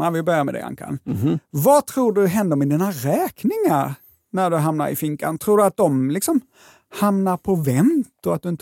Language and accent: Swedish; Skåne, Sweden; accent: Scanian; Och jag förstår att min skånska kan få det att låta som om det här var kriminalvärden.se.